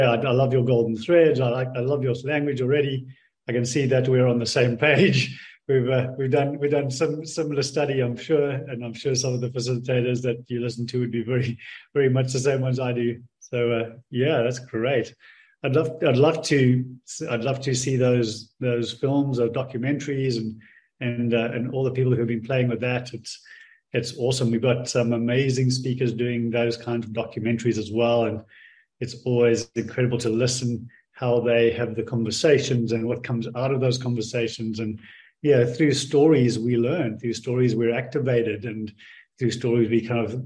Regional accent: South Africa; accent: Australian; also born or lived in Australia / Bali; now in Indonesia; Africa. South Africa is origination, but it's been going on 20-odd years that I've since been there. I've spent 10 years in Australia and the last 10 years in Bali.

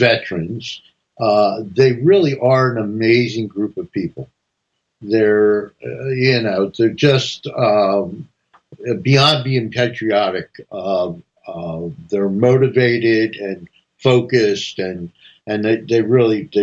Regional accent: New Jersey, United States; I was raised in New Jersey as a young boy

